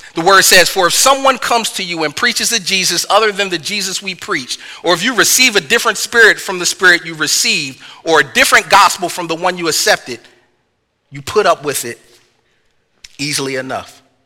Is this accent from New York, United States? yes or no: no; Philadelphia, Pennsylvania, United States; I'm from the North, I'm from Philly